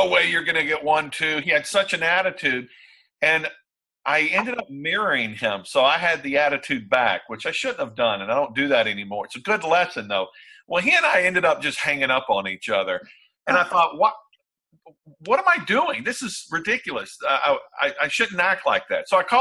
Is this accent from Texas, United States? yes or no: yes; Texas, United States; I'm from Texas